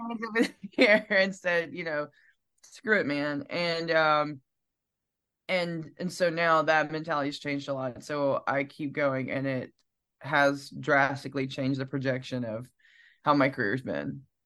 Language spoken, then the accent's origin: English; Piedmont, Alabama, United States; now in Nashville, United States; I am from Piedmont, Alabama